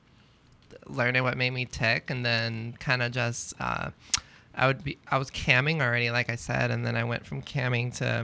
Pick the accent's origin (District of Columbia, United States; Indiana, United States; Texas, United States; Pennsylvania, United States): Texas, United States; Dallas; moved away as an adult; now in Los Angeles, United States; I'm from Dallas. I've been living in Los Angeles